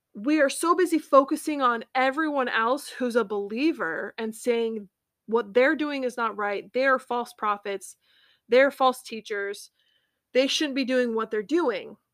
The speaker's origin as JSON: {"language": "English", "country": "United States", "accent": "American English", "said": "I'm an American and I speak American English"}